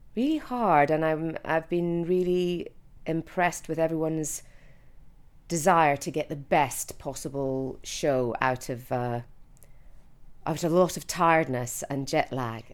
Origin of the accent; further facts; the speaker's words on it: Edinburgh, Scotland, United Kingdom; I'm from Edinburgh in Scotland.